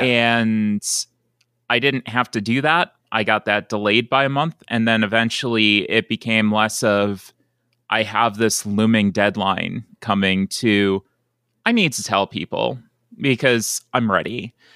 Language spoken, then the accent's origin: English; Buffalo, New York, United States; moved away as an adult; also born or lived in Gadsden, Alabama; I grew up in Buffalo, New York, around, uh, that area